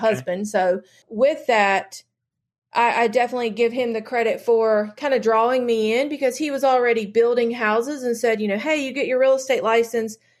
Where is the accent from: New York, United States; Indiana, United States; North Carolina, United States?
North Carolina, United States; I have only lived in North Carolina, so I have, uh, I've never really, um, gone very far from home